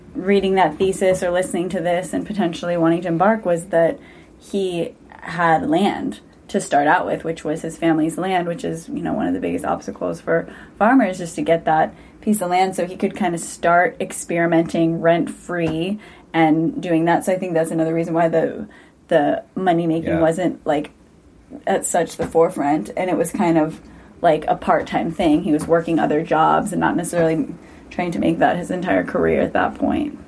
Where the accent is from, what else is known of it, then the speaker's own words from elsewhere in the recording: St. Louis, Missouri, United States; moved away as an adult; also born or lived in Santa Cruz, California; growing up in St. Louis, Missouri, coming to school at UC Santa Cruz